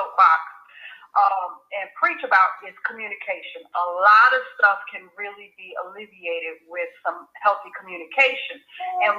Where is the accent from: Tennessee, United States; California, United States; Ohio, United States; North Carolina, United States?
North Carolina, United States; I'm from North Carolina, that's where I was born, so I have a southern background